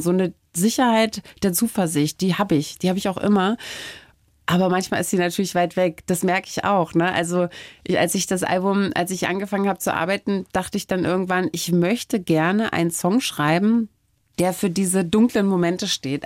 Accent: Germany; first language German; habe ich in der DDR jetzt mit dem Englischen nicht so, mhm. äh, so viel Verbindung gehabt

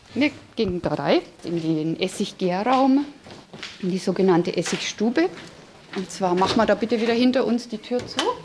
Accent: Straubing, Bavaria, Germany; now in Franconia, Germany; Ich komme aus Straubing das hört man noch, denke ich, das kommt noch ganz schön durch.

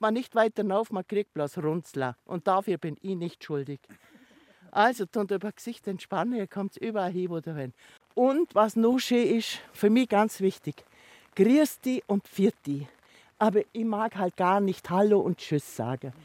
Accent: Niedersonthofen lake, Oberallgäu, Bavaria, Germany; an dem Ufer da hinten, wo der die Beimsee hat, da bin ich geboren. Das ist praktisch meine Heimat

